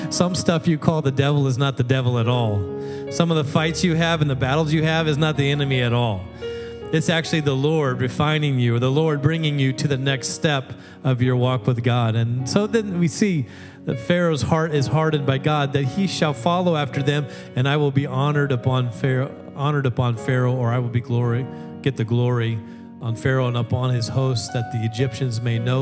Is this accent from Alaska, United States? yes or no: yes; Alaska, United States; moved away; Anybody know I'm from Alaska